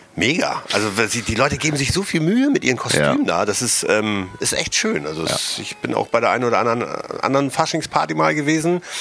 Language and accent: German; Hamburg, Germany; Ich als Hamburger